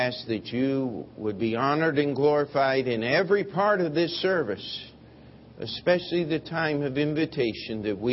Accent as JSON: {"language": "English", "country": "United States", "said": "as an American"}